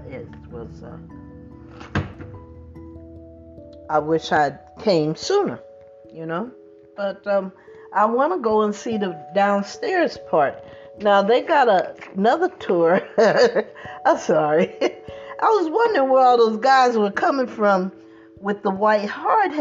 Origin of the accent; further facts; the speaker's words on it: New Jersey, United States; moved away; I grew up in New Jersey